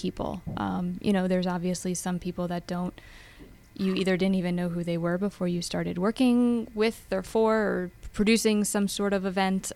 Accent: Pennsylvania, United States; also born or lived in West Virginia; growing up in Pennsylvania, um, as I said, not a golfer, but played sports growing up.

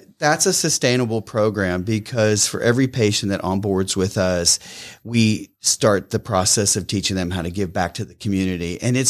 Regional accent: Pennsylvania, United States; I grew up in southwestern Pennsylvania, just above the West Virginia border.

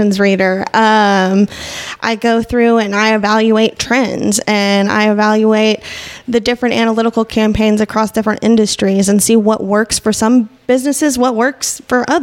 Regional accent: Northwest Arkansas, United States; moved away as an adult; also born or lived in Kansas / Texas; I've been born and raised in Northwest Arkansas

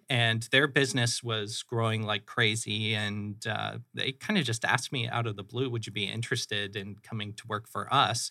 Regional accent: Phoenix, Arizona, United States; also born or lived in Flagstaff, Arizona / Michigan; I am a Phoenix native. I grew up in the Moon Valley area, so, uh, North kinda Central Phoenix

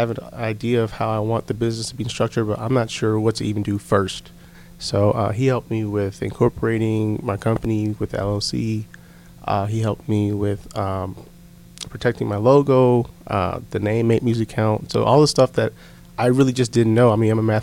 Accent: Connecticut, United States; moved away; I'm originally from Connecticut

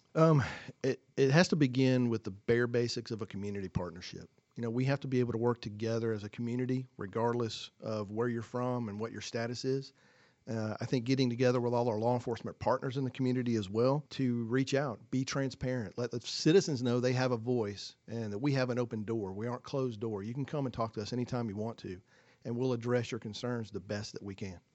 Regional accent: Forsyth County, Georgia, United States; moved away as an adult; now in Hall County, Georgia, United States; I'm originally from Forsyth County. That's where I grew up.

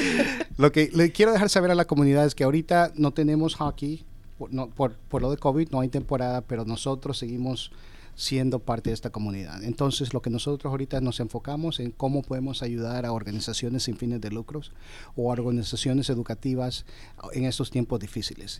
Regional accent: Houston, Texas, United States; moved away as an adult; also born or lived in Georgia; now in Atlanta, United States; yo me crié en Houston, Texas

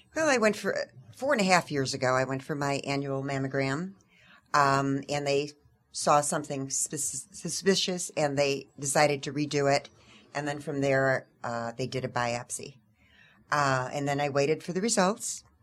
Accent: Tucson, Arizona, United States; we're from Tucson, Arizona

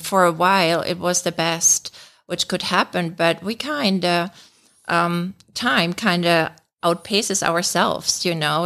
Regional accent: Germany; moved away as an adult; now in United States; I'm born and raised in Germany, uh, but we've been living here in the States for over twenty years

